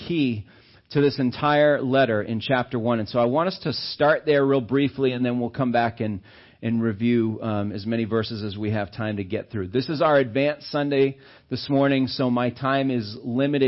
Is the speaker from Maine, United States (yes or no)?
yes; Auburn, Maine, United States; I grew up in Maine. And I was down in Auburn and stuff